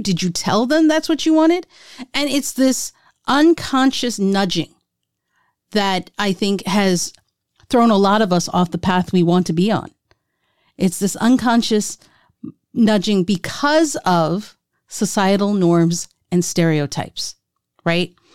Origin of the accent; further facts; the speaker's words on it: India; As an Indian, people had, have been wanting, uh, me, my sisters, to get married since we were twenty-one